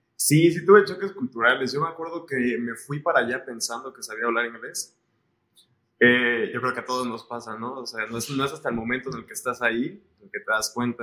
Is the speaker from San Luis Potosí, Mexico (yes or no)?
no; Mexico City, Mexico; born or raised there; moved away as an adult; also born or lived in Colima, Mexico / London, United Kingdom